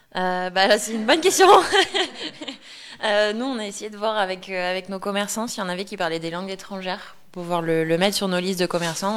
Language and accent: French; Bordeaux, Nouvelle-Aquitaine, France; moved away as an adult; also born or lived in Paris; À la base j'étais de Bordeaux, j'étais venue pour mes études